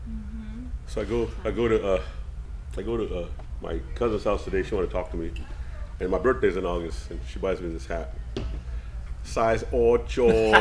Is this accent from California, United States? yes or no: yes; Hayward, California, United States; moved away; also born or lived in Sacramento; I was born in Sacramento. Raised in Hayward. And yeah, just right. Yeah. Bay Area boy.